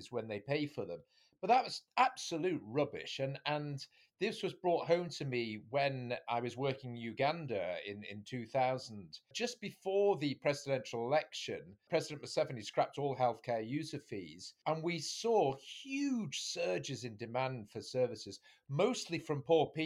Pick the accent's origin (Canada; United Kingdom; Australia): United Kingdom; the north of England; We're all brothers from the North